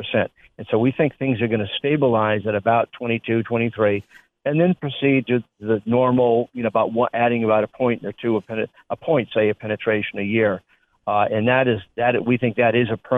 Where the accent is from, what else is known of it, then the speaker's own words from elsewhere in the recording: Chicago, Illinois, United States; moved away; I'm a Chicagoan originally